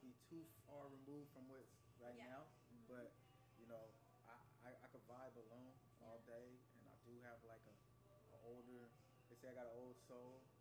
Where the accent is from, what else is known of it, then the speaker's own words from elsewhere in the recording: Sacramento, California, United States; also born or lived in Bay Area; I'm from Sacramento, but I lived uh, a portion of my life up in the Bay Area